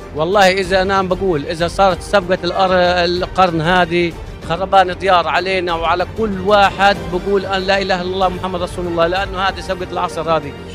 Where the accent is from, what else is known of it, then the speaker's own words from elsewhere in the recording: Palestine; احنا كفلسطينيين